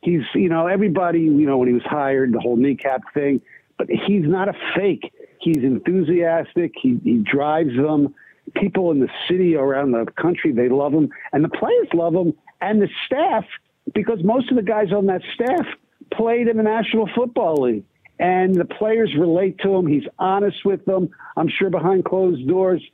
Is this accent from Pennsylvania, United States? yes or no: yes; Philadelphia, Pennsylvania, United States; my hometown, Philadelphia